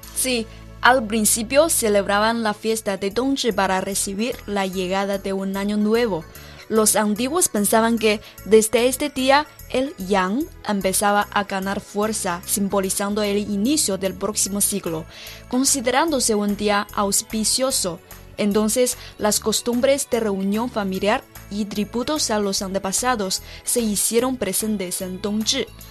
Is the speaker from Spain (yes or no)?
no; Sichuan, China; Spanish is a second language; moved away; Desde mi pueblo natal, Sichuan.